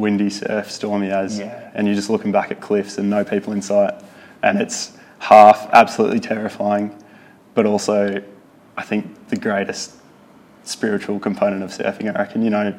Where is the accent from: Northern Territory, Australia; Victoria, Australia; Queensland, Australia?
Victoria, Australia; Great Ocean Road; also born or lived in Bathurst, New South Wales; My family was all from down that way, so I grew up down there for a lot of the time.